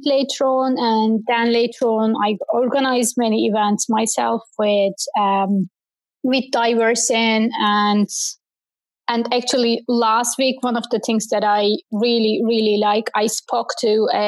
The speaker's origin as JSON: {"language": "English", "country": "Turkey", "tie": "born or raised there", "second_language": "English", "moved": "yes", "lives_now": "Ireland", "said": "I used to read poems to our community center in my hometown back in Turkey"}